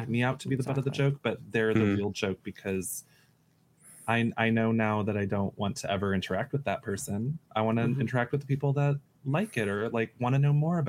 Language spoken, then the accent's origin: English; United States; I grew up effeminate in the United States